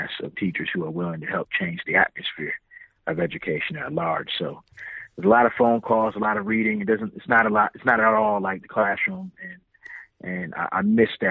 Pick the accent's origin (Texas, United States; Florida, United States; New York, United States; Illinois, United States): Illinois, United States; now in Charlotte, United States; I'm originally from Illinois